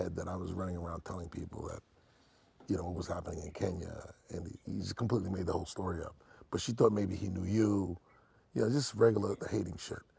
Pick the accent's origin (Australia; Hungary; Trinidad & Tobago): Trinidad & Tobago; I think growing up in Trinidad and like parent West Indian parents, like, we never wore shoes.